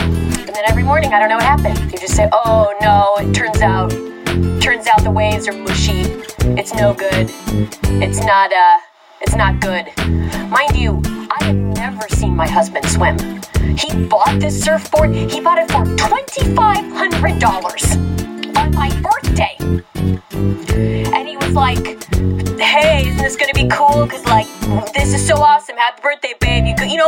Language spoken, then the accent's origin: English; Colorado, United States; I'm from Colorado. I like to skate.